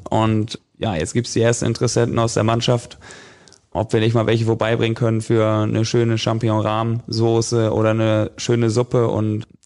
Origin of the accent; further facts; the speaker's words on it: Northern Germany, Germany; Ich komme ja aus Norddeutschland, da wächst man mit dem Angeln irgendwie so ein bisschen auf